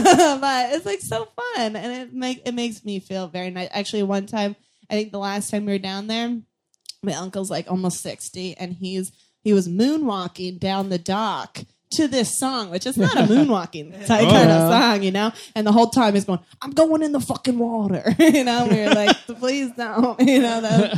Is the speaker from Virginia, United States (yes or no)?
yes; Virginia, United States; I feel like I'm revealing some secret. I'm like, all right, everybody. I'm from Virginia.